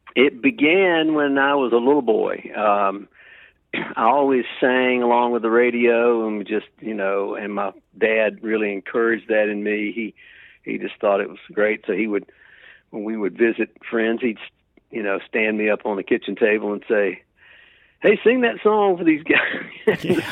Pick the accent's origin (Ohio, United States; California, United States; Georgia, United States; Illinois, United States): Georgia, United States; Macon; also born or lived in South Carolina; I ended up back in my hometown of Macon, Georgia